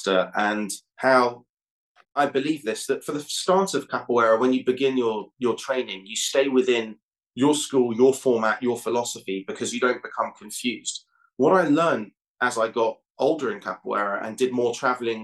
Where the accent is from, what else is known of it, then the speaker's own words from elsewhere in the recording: London, United Kingdom; I grew up in London.